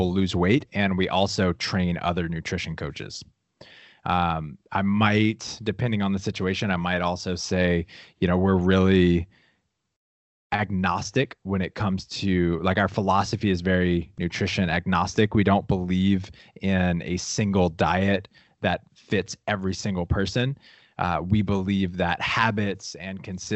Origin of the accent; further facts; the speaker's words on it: Louisiana, United States; I grew up in Louisiana, super small town, around a lot of my family